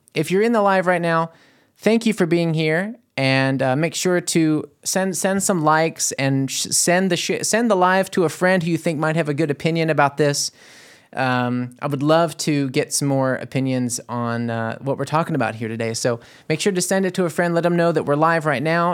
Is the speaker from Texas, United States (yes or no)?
no; New Orleans, Louisiana, United States; moved away as an adult; now in Germany; I came from New Orleans, Louisiana to here